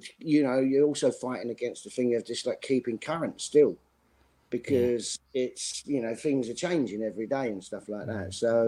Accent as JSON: {"language": "English", "town": "Custom House", "region": "London", "country": "United Kingdom", "tie": "born or raised there", "said": "I mean, I grew up in Custom House, E16."}